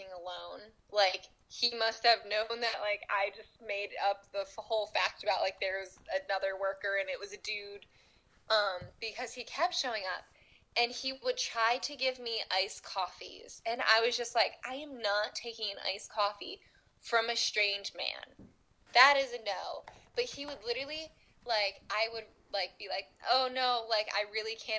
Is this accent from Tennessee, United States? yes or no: no; New York, United States; I'm from New York